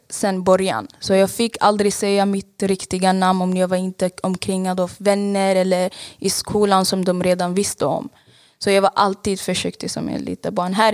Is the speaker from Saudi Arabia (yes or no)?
yes; Saudi Arabia; Eh, jag är 24 år gammal och jag är född och uppväxt i Saudiarabien. Mina föräldrar flydde till Saudiarabien för det var krig i Eritrea, så jag är eritreansk.